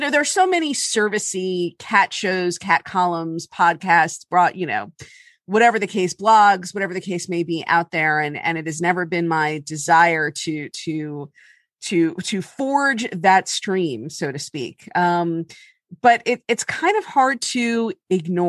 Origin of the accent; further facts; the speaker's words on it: Miami, Florida, United States; moved away; I'm from Miami